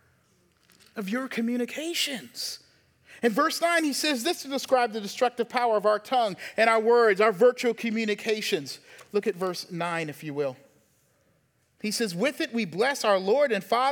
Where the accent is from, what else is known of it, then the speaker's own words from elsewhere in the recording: the South, United States; moved away; also born or lived in Baltimore; I'm from the South.